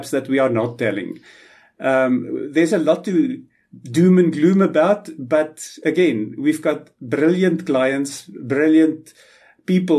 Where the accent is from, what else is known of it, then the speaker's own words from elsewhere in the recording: South Africa; a South African pyrometallurgist